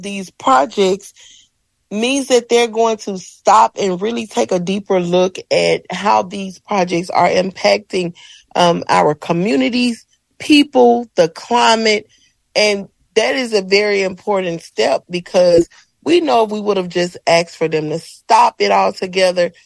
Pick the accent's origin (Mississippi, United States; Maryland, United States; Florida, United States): Mississippi, United States; Ruleville; moved away as an adult; I'm from a small town in Mississippi called Ruleville.